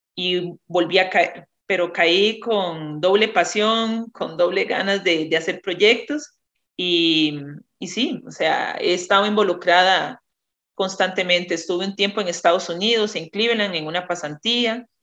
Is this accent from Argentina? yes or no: no; Naranjo, Alajuela, Costa Rica; now in San José, Costa Rica; vivo en San José, pero soy originaria de Naranjo, Alajuela, y ahí de una familia productora de más de ya cuatro generaciones en café